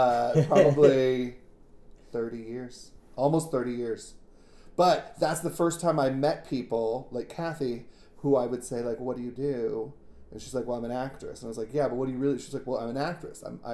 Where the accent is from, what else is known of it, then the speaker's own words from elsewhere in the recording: Tucson, Arizona, United States; I am from Tucson, Arizona, and I am the kid of an Air Force lieutenant colonel. So I was a military brat, and I moved around a lot. So I actually wasn't born in Tucson, but Tucson's where I grew up.